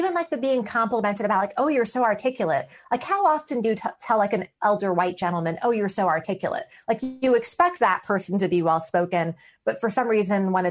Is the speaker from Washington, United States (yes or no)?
no; New York City, New York, United States; I grew up in a majority minority community, okay, in the 1980s and 90s in Queens, New York City